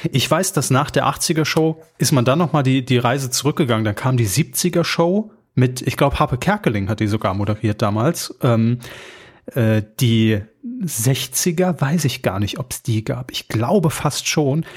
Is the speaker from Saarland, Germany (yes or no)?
yes; Saarland, Germany; wir aus dem Saarland kommen